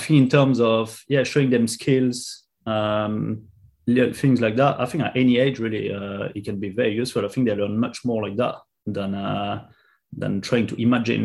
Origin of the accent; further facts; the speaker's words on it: France; English is a second language; moved away as an adult; now in London, United Kingdom; I'm from France originally, as you can probably hear